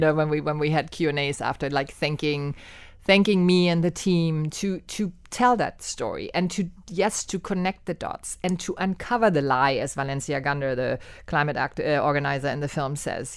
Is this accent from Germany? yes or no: yes; Germany; moved away as an adult; now in Miami, United States; I was born and raised in Germany, and I came to Miami in eighty-seven to study film and theater at the University of Miami.